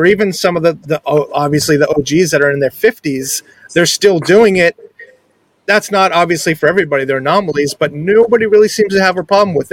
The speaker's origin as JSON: {"language": "English", "region": "New England", "country": "United States"}